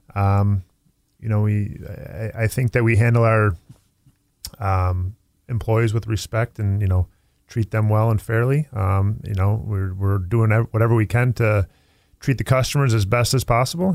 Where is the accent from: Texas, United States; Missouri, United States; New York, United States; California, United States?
New York, United States; Tonawanda; I, I grew up in Tonawanda